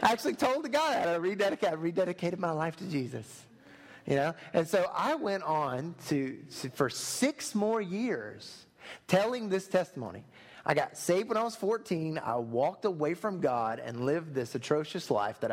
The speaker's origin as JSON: {"language": "English", "town": "Thomasville", "region": "North Carolina", "country": "United States", "tie": "born or raised there", "said": "growing up in Thomasville on the other side of the state"}